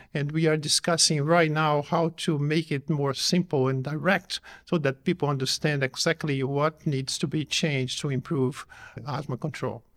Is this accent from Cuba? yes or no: no; Brazil; I come from Brazil